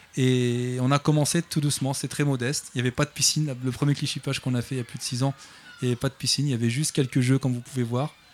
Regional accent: Clichy-sous-Bois, Île-de-France, France; J'habite Clichy-sous-Bois depuis 40 ans maintenant

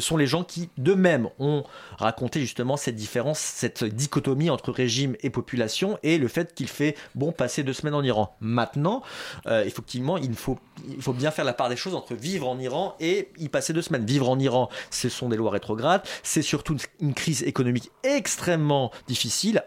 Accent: France; en tant que Français, en dépit de mes origines, je suis considéré là-bas, comme Français

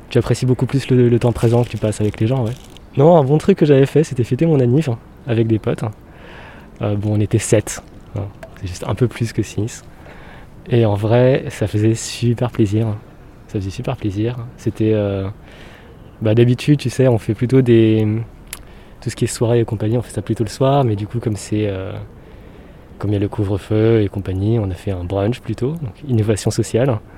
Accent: Toulouse, Occitania, France

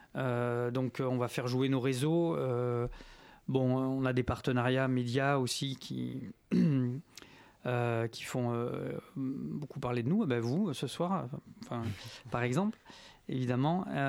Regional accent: Marseille, Provence-Alpes-Côte d'Azur, France; moved away as an adult; now in Paris, France; je suis né à Marseille

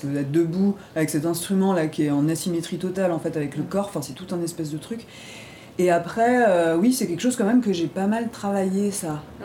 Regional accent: Ardennes, Grand Est, France; moi je suis originaire des Ardennes

